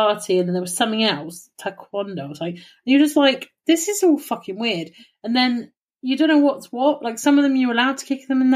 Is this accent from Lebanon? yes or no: no; England, United Kingdom; I'm from England.